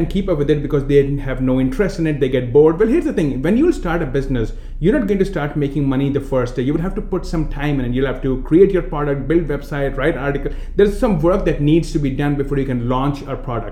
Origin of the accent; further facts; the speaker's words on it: India; accent: Indian; moved away; I'm coming from India